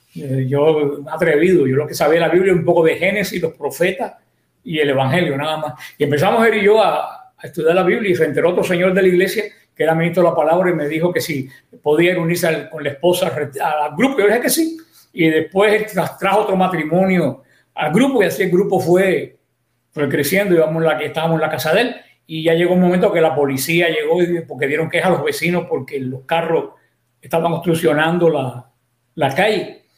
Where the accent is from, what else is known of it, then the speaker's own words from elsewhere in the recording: Mariel, Artemisa, Cuba; moved away as an adult; now in Miami, United States; yo soy cubano, definitivamente. Nací en la parroquia del Mariel, diócesis de Pinal del Río, un pueblo cercano a, La Habana. Mm. Y ahí, bueno, se desarrolló mi, mi, vida hasta que, pues, vine para acá, para Estados, Estados Unidos